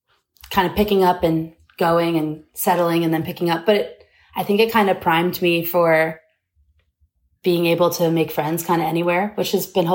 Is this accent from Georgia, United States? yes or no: no; Bowling Green, Kentucky, United States; now in Atlanta, United States; Yes, I moved around a lot as a kid. Like I moved a ton, but Bowling Green is kind of my hometown.